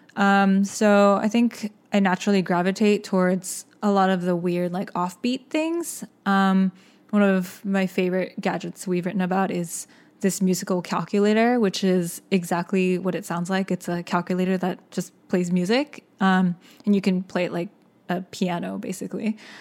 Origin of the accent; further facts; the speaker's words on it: Austin, Texas, United States; also born or lived in Seoul, South Korea; my family immigrated to Austin, Texas, uh, when I was six